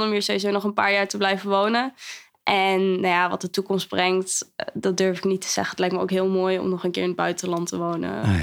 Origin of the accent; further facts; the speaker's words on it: Zwolle, Overijssel, Netherlands; also born or lived in Kampen / Zwartsluis / Nieuwleuzen / Meppel; Ik kom uit Zwolle.